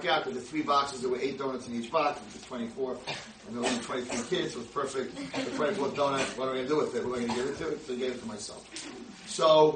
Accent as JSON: {"language": "English", "country": "United States", "said": "I'm the American rabbi"}